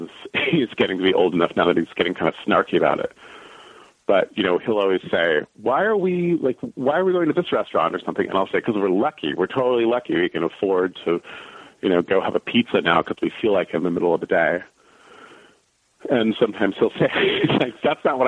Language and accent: English; San Francisco, California, United States; also born or lived in East Coast / New York; I grew up near West Portal.